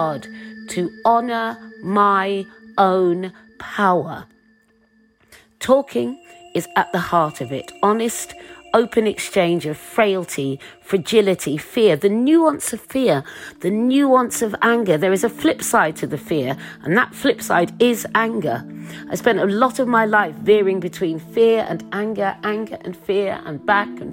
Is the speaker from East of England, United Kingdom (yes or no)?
yes; Suffolk, East of England, United Kingdom; As a young girl growing up in Suffolk, I was the only black girl at my school